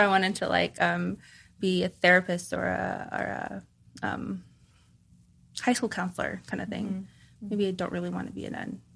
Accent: Los Angeles, California, United States; I grew up in California, Southern California, um, Koreatown, LA area

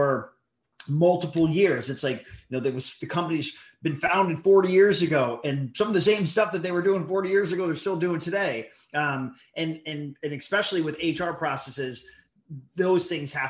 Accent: Hollywood, Florida, United States; now in Connecticut, United States; I was born in Hollywood, Florida. Grew up there for a while. I'm in Connecticut now. My parents moved to Connecticut

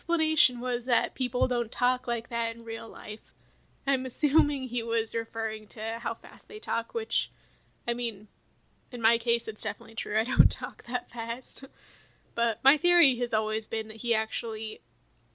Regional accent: Southwest, United States; moved away as an adult; I grew up in the Southwest, so the environment was quite different

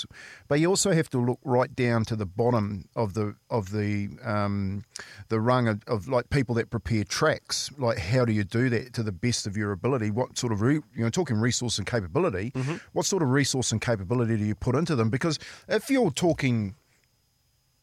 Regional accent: Waitara, Taranaki, New Zealand; In my hometown, yep, so Waitara, we had a rugby club

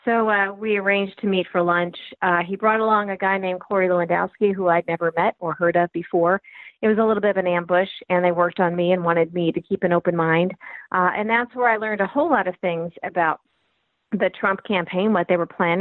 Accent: Peoria, Illinois, United States; also born or lived in Washington, D.C. / New York; now in Maryland, United States; I'm originally from Peoria, Illinois, flyover state. Then we migrated to Maryland, and I was 30 years in D.C. and several years in New York, and now back in Maryland

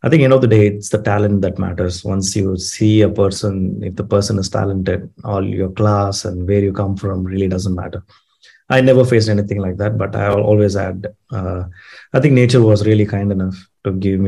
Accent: Bangalore, Karnataka, India; Born and brought up in a city called Bangalore. That's in the southern part of India.

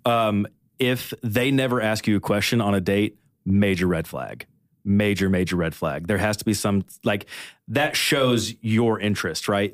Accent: Kentucky, United States; now in Nashville, United States; originally I'm from Kentucky. I've been living in Nashville for, like, on and off for, like, nine years now

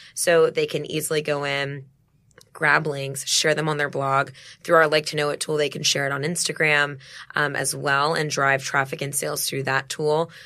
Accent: Dallas, Texas, United States; moved away; I'm from Dallas originally.

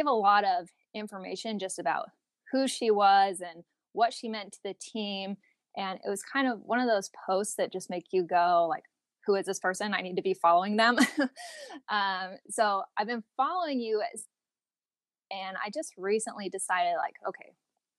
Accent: Portland, Oregon, United States; I'm from the Portland area

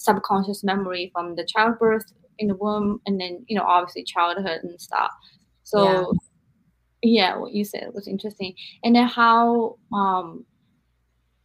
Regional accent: Japan; I'm from Japan, but you're raised in America.

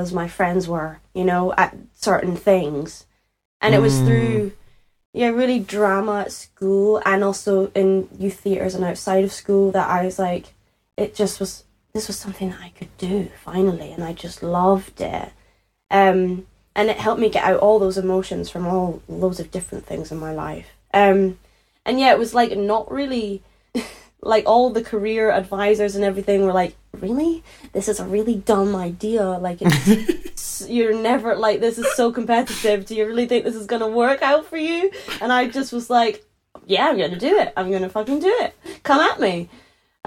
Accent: Edinburgh, Scotland, United Kingdom; accent: Scottish; I grew up in Edinburgh, in Leith, in Edinburgh, in Scotland.

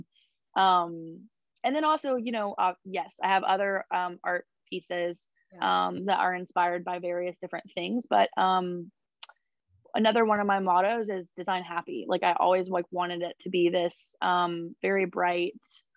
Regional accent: Raleigh, North Carolina, United States; also born or lived in Zebulon, North Carolina; I'm actually a Raleigh local. I was born and raised in Raleigh

